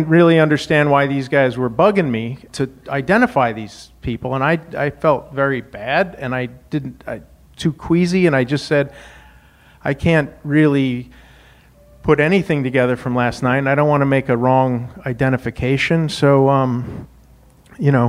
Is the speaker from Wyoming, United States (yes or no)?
yes; Wyoming, United States; moved away as an adult; also born or lived in Indiana; I grew up in Wyoming